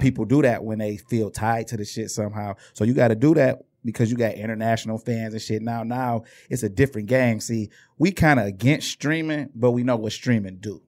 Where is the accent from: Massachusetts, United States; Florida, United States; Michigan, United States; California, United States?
Michigan, United States; Inkster; we was from Inkster